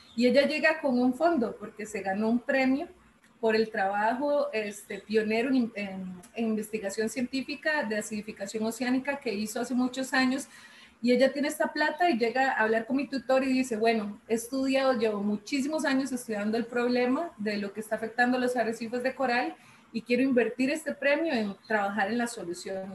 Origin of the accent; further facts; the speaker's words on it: San Ramón, Alajuela, Costa Rica; yo soy de San Ramón, de la abuela, yo soy moncheña